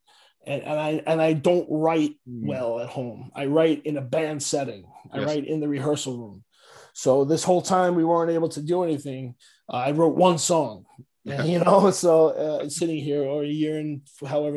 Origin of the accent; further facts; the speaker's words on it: New York City, New York, United States; I'm from Staten Island, but hey, that's what happens. When you're born there